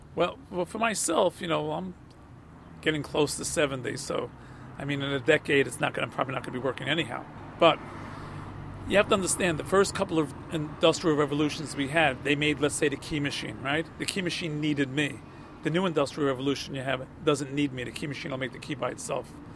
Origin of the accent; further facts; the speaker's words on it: New York City, New York, United States; also born or lived in Elizabeth Street, Manhattan; I was born on Elizabeth Street, but then we moved to Astoria.